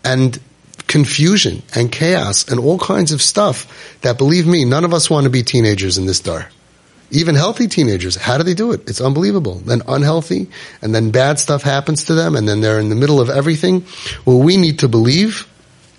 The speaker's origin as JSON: {"language": "English", "town": "New York City", "region": "New York", "country": "United States", "said": "I'm from Brooklyn"}